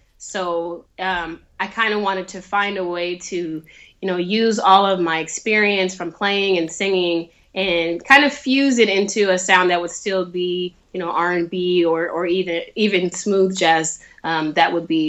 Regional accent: Sacramento, California, United States; now in Los Angeles, United States; I'm from Sacramento, but I live in Los Angeles now.

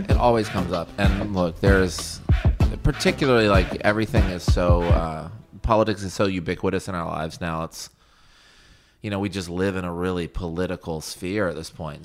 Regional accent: Virginia, United States; I'm from Virginia, so it's like a north, south

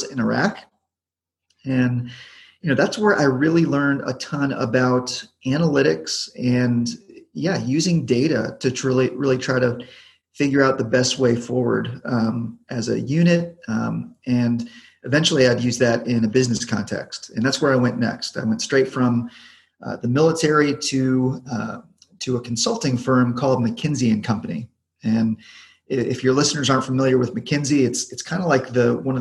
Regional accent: Charlotte, North Carolina, United States; moved away as an adult; I grew up in Charlotte, North Carolina

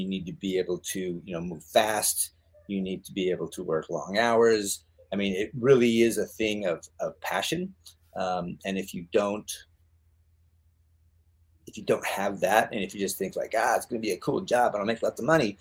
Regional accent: the Northwest, Oregon, United States; moved away as an adult; I grew up in the Northwest on a farm.

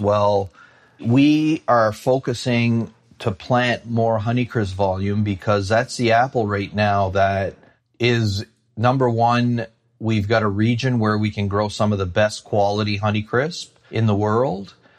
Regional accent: Shediac, New Brunswick, Canada; I grew up in a small town called Shittiac, New Brunswick.

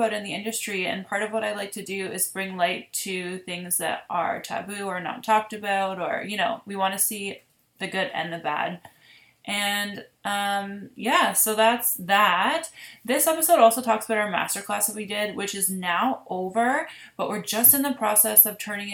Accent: Ontario, Canada; I am from Ontario

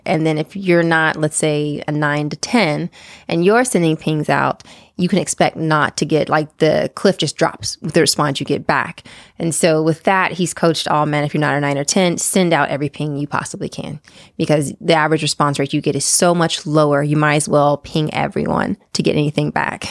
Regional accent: East Coast, United States; moved away; I'm originally from the East Coast.

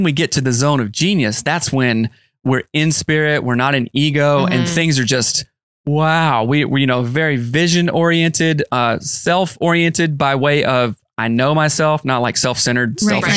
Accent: the South, United States; I'm from the South

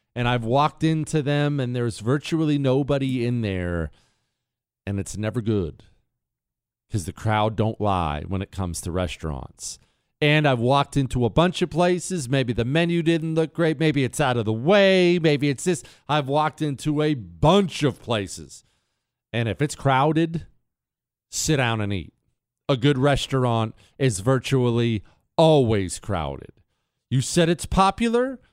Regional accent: United States; I'm an American

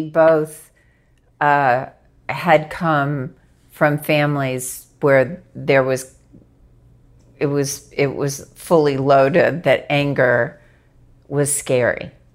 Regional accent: Arkansas, United States; I grew up in Arkansas

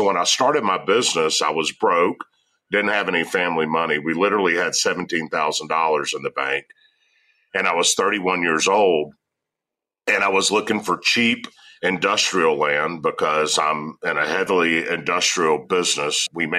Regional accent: the South, United States; and I'm from the South, right?

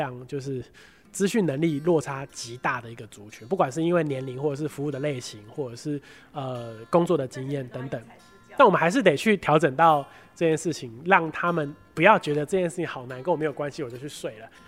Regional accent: Pingtung County, Taiwan; moved away as an adult; also born or lived in Taipei; 我老家在屏东

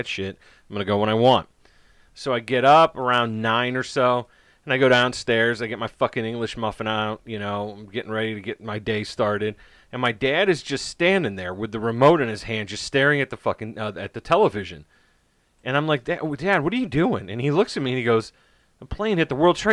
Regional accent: United States; as an American

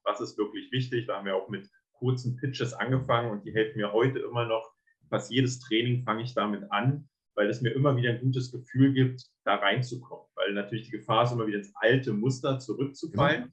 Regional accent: Berlin, Germany; ich äh, komme aus Berlin

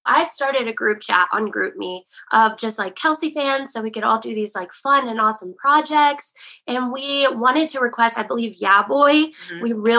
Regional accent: West Virginia, United States; moved away as an adult; now in Nashville, United States; I'm from West Virginia. I'm a nurse here in Nashville. I went to school in West Virginia, and as soon as I graduated, I headed over to Nashville.

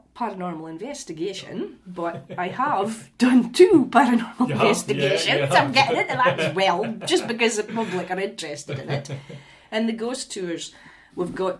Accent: Aberdeenshire coast, Scotland, United Kingdom; I did Hidden Aberdeenshire, the Coast, which was my favourite, because I got to write about my hometown and my grandparents' villages

